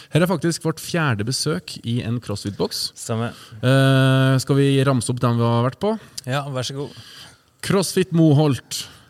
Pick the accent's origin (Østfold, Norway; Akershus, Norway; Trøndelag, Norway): Trøndelag, Norway; vi er jo trøndere